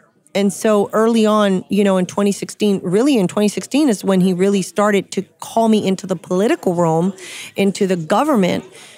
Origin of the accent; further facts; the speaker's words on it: Corpus Christi, Texas, United States; also born or lived in San Antonio, Texas; And I grew up in Corpus, which is south of here.